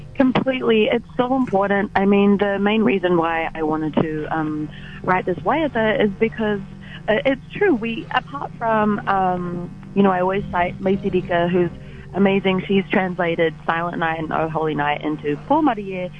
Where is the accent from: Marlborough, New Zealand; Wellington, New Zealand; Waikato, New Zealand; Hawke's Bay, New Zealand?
Waikato, New Zealand; Port Waikato; I am from Port Waikato